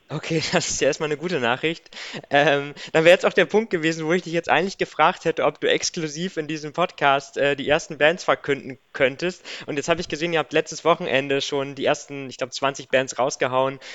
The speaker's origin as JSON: {"language": "German", "area": "Diepholz area", "region": "Lower Saxony", "country": "Germany", "tie": "born or raised there", "said": "ich bin ja in der Gegend aufgewachsen"}